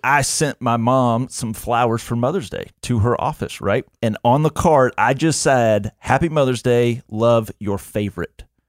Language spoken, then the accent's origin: English; Montgomery, Alabama, United States; born and raised in Montgomery, Alabama